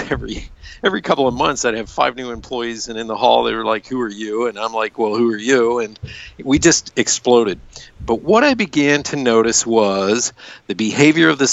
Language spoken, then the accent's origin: English; United States; I grew up in America, a baby boomer.